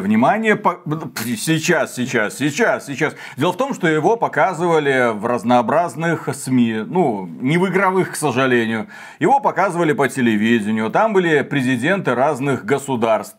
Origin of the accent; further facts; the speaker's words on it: Belarus; мы из Беларуси